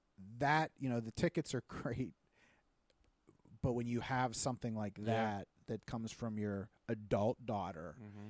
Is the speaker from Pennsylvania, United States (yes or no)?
yes; Irwin, Pennsylvania, United States; in my hometown, or I was talking to somebody about this, they took that old theater, movie theater, and they redid it, and it's beautiful. The Lamp, right? Yeah. In Irwin.